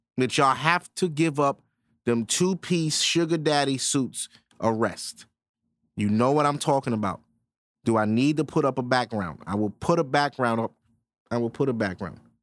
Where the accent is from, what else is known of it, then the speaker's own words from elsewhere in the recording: New York City, New York, United States; I'm from Brooklyn, New York, born and raised.